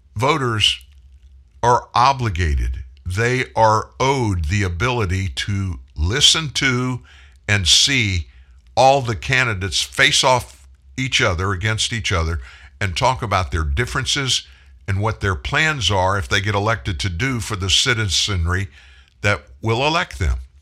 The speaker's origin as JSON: {"language": "English", "region": "South Louisiana", "country": "United States", "tie": "born or raised there", "also_born_or_lived": "Texas", "said": "I was born in Texas. My extended family, cousins and aunts and uncles all live in the greater Houston area. My family immigrated to South Louisiana when I was four. Been in Louisiana pretty much ever since"}